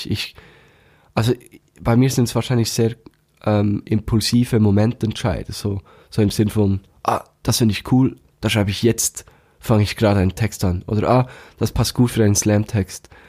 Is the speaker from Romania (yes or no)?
no; Thun, Bern, Switzerland; aus meiner Heimatstadt, aus Thun